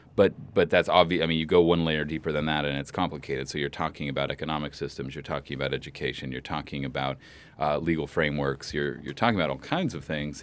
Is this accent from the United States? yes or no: yes; San Francisco Bay Area, California, United States; moved away as an adult; now in Santa Barbara, United States; I'm from the Bay Area. I always assumed that I would go back there.